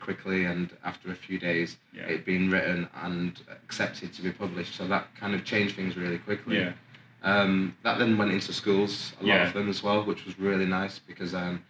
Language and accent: English; Oldham, North West England, United Kingdom; also born or lived in Manchester; Okay, so I was born in Manchester and lived there until I was 8. Moved to Oldham, where I went to primary and secondary school.